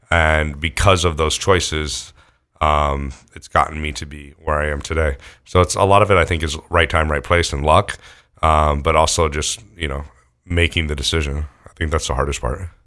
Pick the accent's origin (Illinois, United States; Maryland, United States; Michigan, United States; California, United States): California, United States; near Lake Tahoe; also born or lived in Houston, Texas; when I was, like, in second grade, my family moved out to California